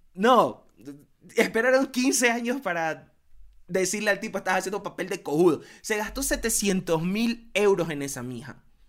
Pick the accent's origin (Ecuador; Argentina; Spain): Ecuador; Guayaquil, Guayas; somos de Guayaquil